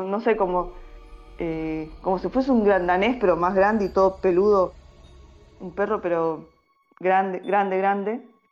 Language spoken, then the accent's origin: Spanish; Salta, Argentina; now in Buenos Aires Province, Argentina; soy salteña, ya varios mm. años dando vuelta por Argentina. Eh, actualmente vivo en un pueblo en el interior de Buenos Aires